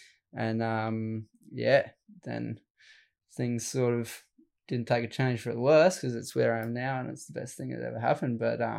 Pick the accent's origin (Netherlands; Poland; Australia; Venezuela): Australia; Helensburgh, New South Wales; Down Wollongong area. So a little place called Stemmel Park. Yeah, I grew up in Helensburg, but Stemmel Park's the beach there.